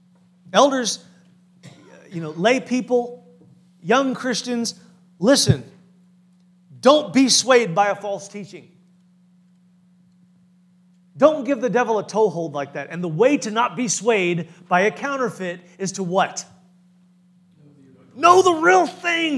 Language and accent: English; Farmers Branch, Texas, United States; I grew up in Farmers Branch, very close to the Word of Faith Church